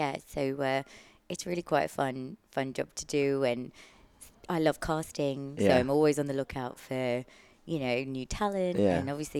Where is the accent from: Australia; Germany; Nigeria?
Australia; moved away as an adult; also born or lived in London; now in United Kingdom; And I'm from Australia, so I did all my training in Australia